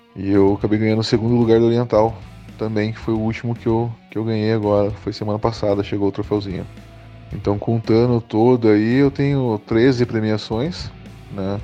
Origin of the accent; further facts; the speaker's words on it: near Tatuí, São Paulo, Brazil; now in Pinhais, Brazil; eu fui para Tatuí, em São Paulo, participar da convenção também, que é perto da minha terrinha lá onde eu morava